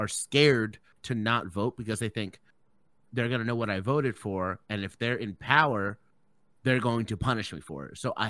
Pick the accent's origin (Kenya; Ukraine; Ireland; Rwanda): Ireland; I'm from Ireland.